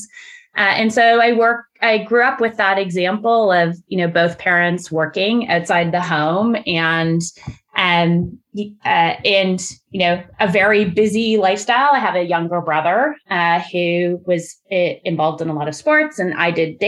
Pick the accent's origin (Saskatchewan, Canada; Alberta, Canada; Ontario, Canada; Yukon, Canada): Ontario, Canada; Burlington; I grew up in a suburb of Toronto. I grew up in Burlington